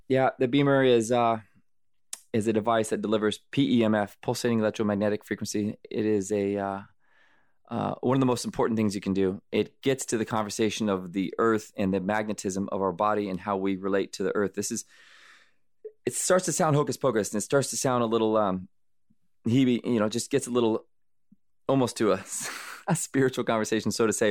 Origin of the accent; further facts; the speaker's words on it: United States; also born or lived in Arizona / California; I grew up in Arizona, California, in the sun